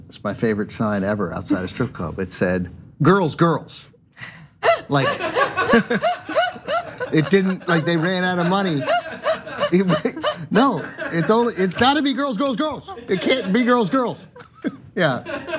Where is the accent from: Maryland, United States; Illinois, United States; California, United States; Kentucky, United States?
Maryland, United States; Maryland / D.C., United States; also born or lived in Washington, D.C.; I'm from Maryland